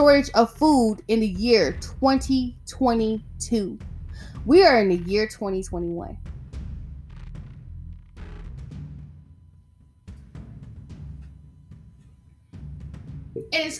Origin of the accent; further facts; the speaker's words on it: the South, United States; I'm from the South